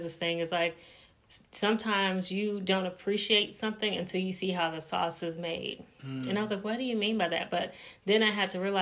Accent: North Carolina, United States; moved away as an adult; now in Indianapolis, United States; I'm from North Carolina, moved to Indianapolis, Indiana, moved for my husband's job

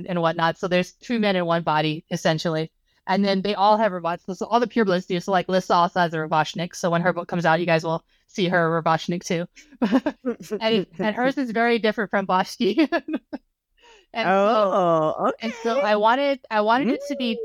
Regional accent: Hawaii, United States; moved away as an adult; I was born and raised in Hawaii, and then I moved to the mainland as soon as I turned 18

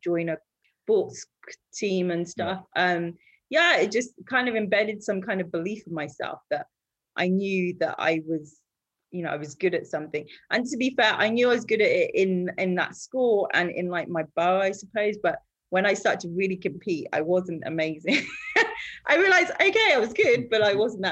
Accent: Harrow, London, United Kingdom; also born or lived in Nigeria; when I came back from Nigeria, when I was about six or something, I went to school in Harrow

